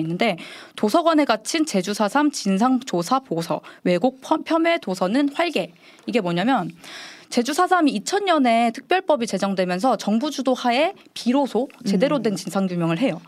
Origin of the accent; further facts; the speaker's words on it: Jeju, South Korea; 제가 광주에는 안 살아봤는데 제주에서 태어나서 자랐기